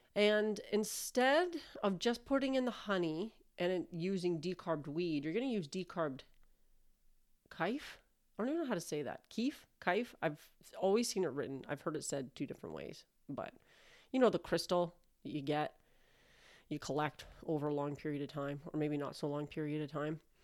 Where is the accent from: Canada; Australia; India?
Canada; I'm Canadian